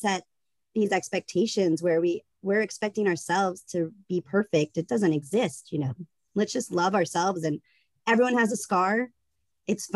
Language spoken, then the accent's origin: English; the South, United States; I grew up in the South